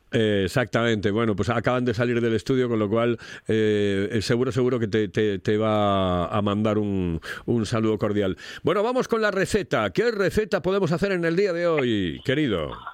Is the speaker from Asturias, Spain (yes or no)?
yes; Asturias, Spain; somos tan, tan asturianos